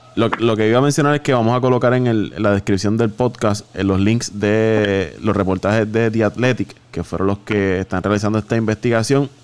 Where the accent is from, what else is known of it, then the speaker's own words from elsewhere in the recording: Puerto Rico; nosotros somos puertorriqueños